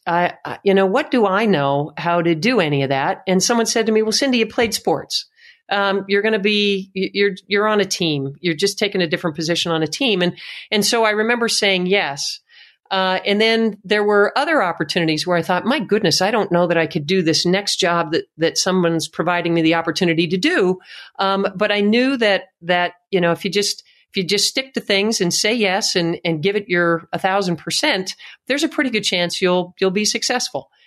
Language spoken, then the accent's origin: English; Tamaqua, Pennsylvania, United States; I grew up in Tamaqua, Pennsylvania